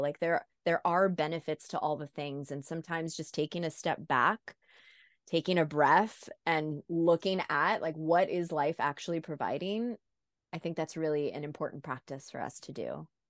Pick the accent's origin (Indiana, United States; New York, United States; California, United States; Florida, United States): Florida, United States; South; I'm the first American born in my family. And even though I was raised in South Florida